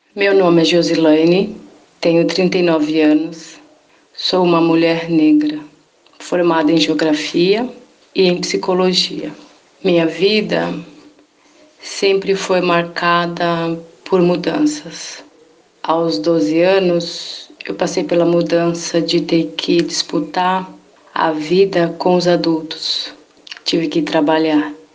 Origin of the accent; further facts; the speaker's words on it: São Vicente, São Paulo, Brazil; moved away as an adult; now in São Bernardo do Campo, Brazil; eu sou natural de São Vicente, litoral de São Paulo